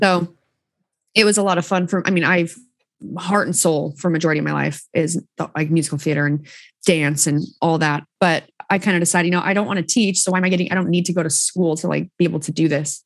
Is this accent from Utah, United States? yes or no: yes; Southern Utah, United States; I'm from Southern Utah.